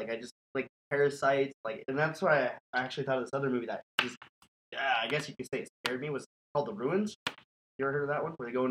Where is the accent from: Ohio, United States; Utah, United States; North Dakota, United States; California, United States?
North Dakota, United States; moved away; I can't even get my Canadian accent. I've been out of North Dakota for too long.